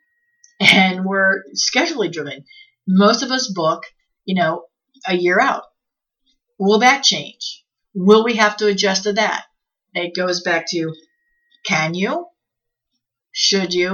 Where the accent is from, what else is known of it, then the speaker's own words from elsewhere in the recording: Midwest, United States; moved away; I'm from the Midwest